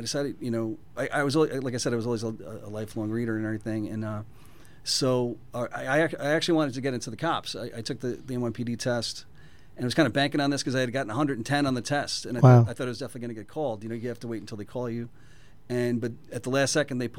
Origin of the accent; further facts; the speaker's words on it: New York City, New York, United States; was born and raised in the Bronx